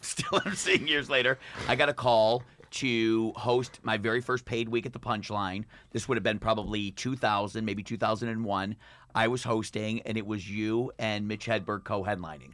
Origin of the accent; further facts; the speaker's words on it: Michigan, United States; I grew up in Michigan